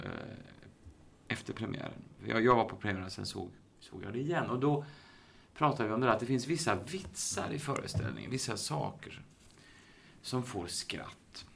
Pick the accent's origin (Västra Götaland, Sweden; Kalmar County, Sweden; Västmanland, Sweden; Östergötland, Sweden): Västra Götaland, Sweden; Uddevalla; moved away as an adult; also born or lived in Gothenburg / Stockholm; Jag är, jag är född och uppvuxen i Uddevalla